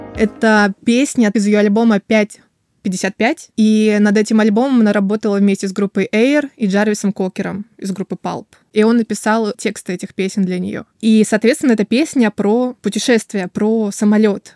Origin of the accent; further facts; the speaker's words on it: Kaliningrad, Kaliningrad Oblast, Russia; Я родилась с ощущением, что я хочу отсюда сбежать из Калининграда